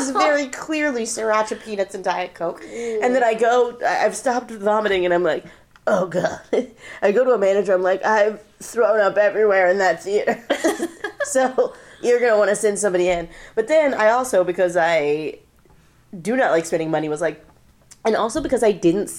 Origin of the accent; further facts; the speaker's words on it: Boston, Massachusetts, United States; moved away; also born or lived in Los Angeles; We're all from Boston. We're in LA.